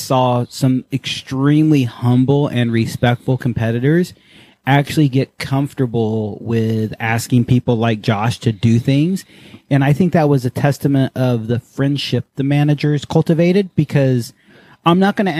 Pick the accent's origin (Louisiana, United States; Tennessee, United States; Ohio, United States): Tennessee, United States; Tennessee and Alabama, United States; accent: southern; moved away; also born or lived in Virginia / Japan / Texas; I grew up in Tennessee and Alabama, and I tried not to talk like this, because when I moved to Japan, I was made fun of, because I was a stupid southern hick.